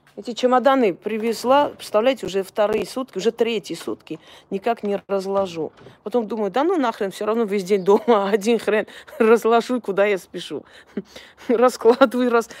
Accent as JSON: {"language": "Russian", "country": "Armenia"}